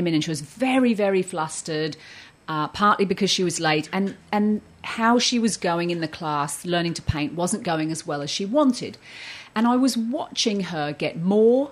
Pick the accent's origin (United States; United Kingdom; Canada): United Kingdom; Surrey, South East England; moved away as an adult; also born or lived in Australia; I grew up in Surrey and I emigrated and lived in Australia for the last few decades